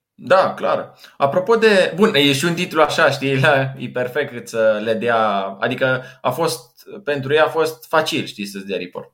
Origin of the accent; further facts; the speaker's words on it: Timișoara, Timiș County, Romania; în Timișoara s-a întâmplat, de unde sunt eu